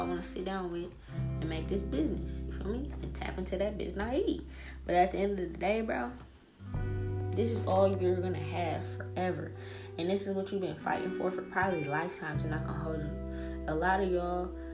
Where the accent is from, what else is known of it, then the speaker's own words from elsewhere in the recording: New Orleans, Louisiana, United States; now in Seattle, United States; I come from New Orleans, dog. I come from the hood. The hoodest of the hood.